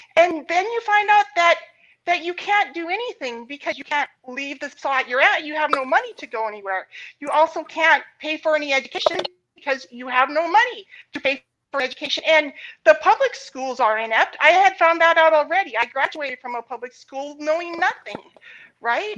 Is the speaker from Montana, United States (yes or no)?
yes; Montana, United States; I grew up in Montana